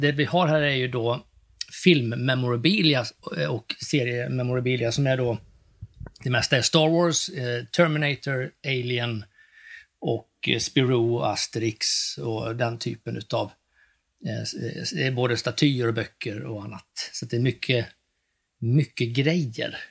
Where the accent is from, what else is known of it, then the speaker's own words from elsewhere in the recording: Västergötland, Västra Götaland, Sweden; also born or lived in East Germany (ancestry); jag växte upp då i Västergötland ute på en bondgård